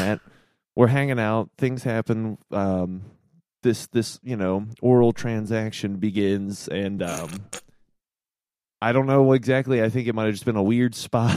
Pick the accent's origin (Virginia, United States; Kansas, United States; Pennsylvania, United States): Virginia, United States; Norfolk; I'm from Norfolk, Virginia